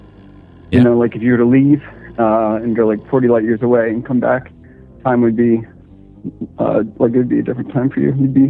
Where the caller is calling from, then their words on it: Central Virginia, United States; calling from Central Virginia.